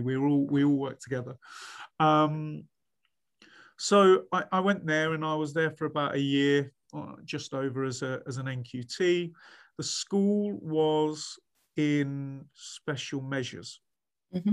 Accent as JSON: {"language": "English", "town": "Leicester", "region": "East Midlands", "country": "United Kingdom", "also_born_or_lived": "Sheffield / Leeds", "moved": "as an adult", "said": "I was free from home. I was free from Leicester"}